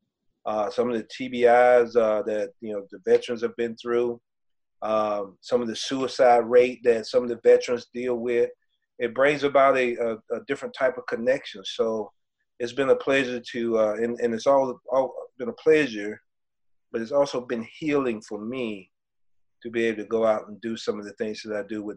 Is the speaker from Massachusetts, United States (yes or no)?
no; Georgia, United States; I'm from Georgia as well. I'm not the school Georgia. I'm from the state of Georgia.